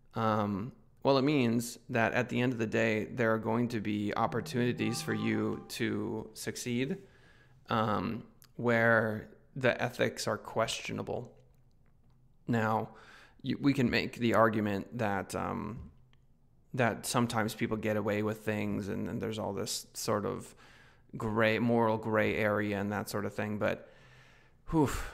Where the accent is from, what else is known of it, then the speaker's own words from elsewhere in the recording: United States; as an American